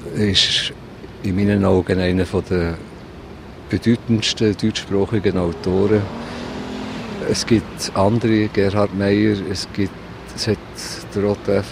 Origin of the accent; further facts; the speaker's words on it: Solothurn, Switzerland; moved away as an adult; also born or lived in Bern; now in Berlin, Germany; Solothurn, das ist meine Heimatstadt